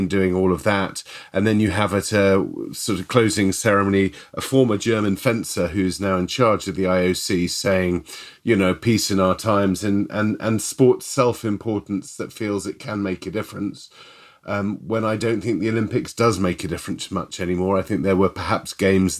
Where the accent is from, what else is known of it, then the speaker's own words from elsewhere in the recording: United Kingdom; I'm British